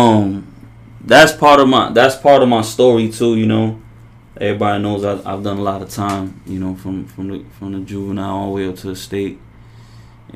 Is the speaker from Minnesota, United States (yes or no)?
no; Worcester, Massachusetts, United States; I grew up in Worcester